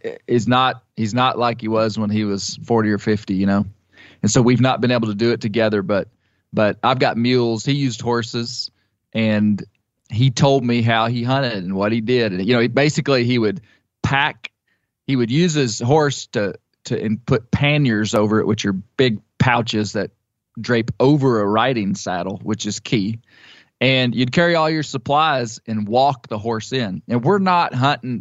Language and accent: English; Ouachita Mountains, Western Arkansas, United States; the area that I grew up in, so my hometown, which I don't live in anymore. And that's in the, the mountains of Western Arkansas